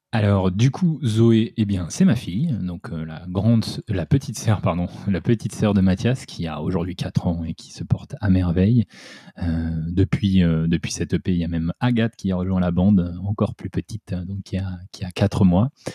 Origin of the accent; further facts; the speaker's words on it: south of Essonne, Île-de-France, France; moved away; on est du sud de l'Essonne, donc c'est en dessous de Paris